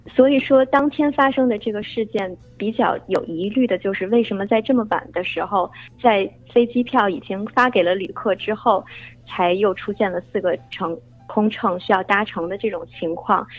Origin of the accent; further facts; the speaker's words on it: Beijing, China; moved away as an adult; now in United States; 我呢是在北京土生土长长大的，后来在美国读的本科，毕业以后来美国航空工作。呃，不是美联航啊，是他们最大的竞争对手，美国航空。呃，我在航空公司工作有将近三年了